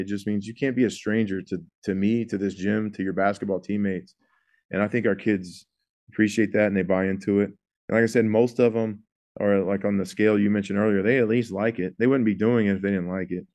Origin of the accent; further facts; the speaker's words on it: Houston, Texas, United States; I'm from the Houston area